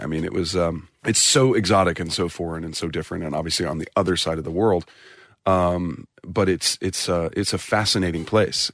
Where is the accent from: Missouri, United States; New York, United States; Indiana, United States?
Missouri, United States; St. Louis; I'm from, uh, the Midwest. I'm from Saint Louis, Missouri